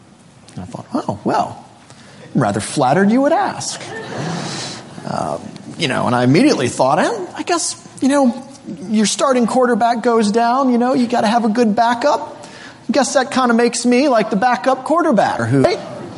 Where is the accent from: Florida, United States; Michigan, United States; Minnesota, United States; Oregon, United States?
Florida, United States; born there; moved away; My family moved to this area in around 1986. I was born originally from Florida.